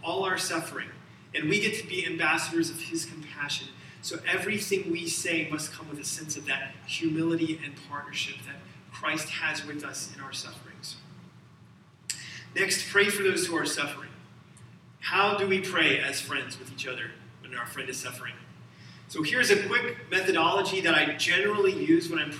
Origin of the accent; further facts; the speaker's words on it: Alabama, United States; I'm from Alabama